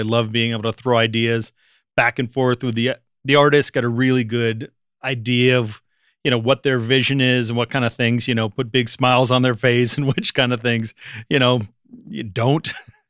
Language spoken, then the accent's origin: English; Washington, District of Columbia, United States; born there; also born or lived in Richmond / Boston / Canada / Seattle; You know, I was born in Washington, D.C., lived in Richmond, Virginia, lived in Boston, lived in Canada, Seattle, England, L.A.